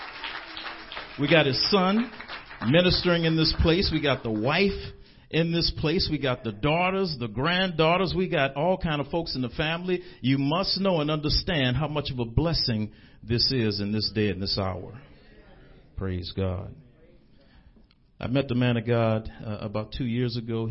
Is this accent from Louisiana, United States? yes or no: yes; New Orleans, Louisiana, United States; I'm from an area called Carrollton. When I was growing up, we called it Nigger Town.